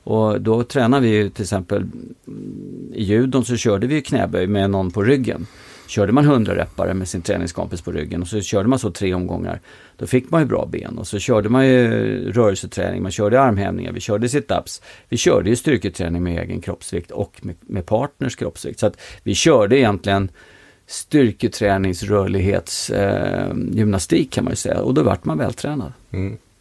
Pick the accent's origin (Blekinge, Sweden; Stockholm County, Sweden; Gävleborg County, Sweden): Stockholm County, Sweden; Stockholm; jag är född i eh, Mälarhöjden på Klubbacken 1 och flyttade till eh, Stureby när jag var ett år gammal. Bodde där till jag var tio, sen bodde jag i Sköndal fram till jag flyttade hemifrån